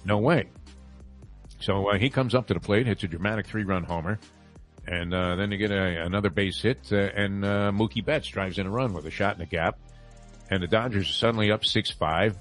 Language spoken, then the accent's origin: English; New York, United States; moved away as an adult; also born or lived in Los Angeles; growing up in New York